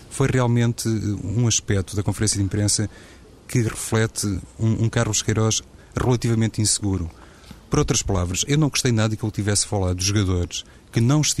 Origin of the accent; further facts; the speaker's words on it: Portugal; na Federação Portuguesa de Futebol, que sou português